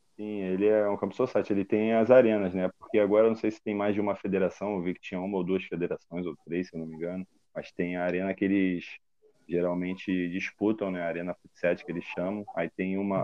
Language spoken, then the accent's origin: Portuguese; Rio de Janeiro, Brazil; also born or lived in Rondônia; eu sou natural aqui do Rio